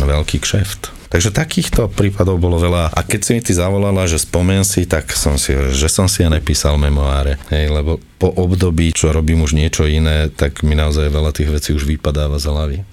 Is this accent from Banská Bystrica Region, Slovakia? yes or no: no; Trnava, Trnava Region, Slovakia; ja som Trnavčan